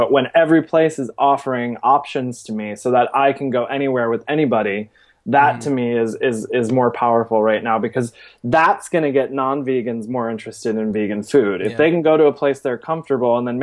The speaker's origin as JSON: {"language": "English", "region": "Michigan", "country": "United States", "also_born_or_lived": "Seattle / Chicago / Atlanta", "moved": "yes", "lives_now": "New York, United States", "said": "I'm from Michigan originally. I've been in New York probably now for about 10 years."}